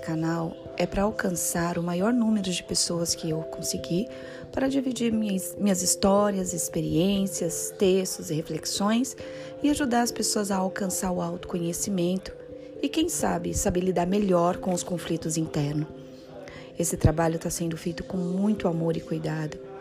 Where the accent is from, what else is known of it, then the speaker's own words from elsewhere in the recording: São Paulo, Brazil; eu sou aqui de São Paulo